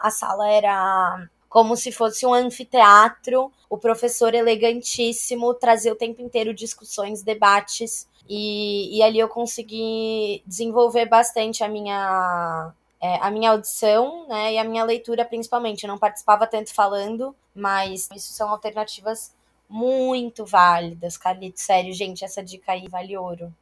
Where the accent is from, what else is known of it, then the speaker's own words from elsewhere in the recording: Brazil; moved away as an adult; also born or lived in Italy; sou brasileira